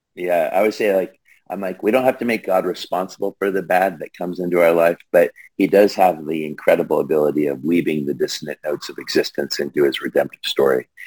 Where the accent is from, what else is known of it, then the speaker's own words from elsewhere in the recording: Longview, Washington, United States; also born or lived in Rainier, Oregon; I grew up in the Pacific Northwest, uh, just outside of Portland, uh, kind of in between Portland and Seattle, on the Columbia River in a depressed mill town called Longview, Washington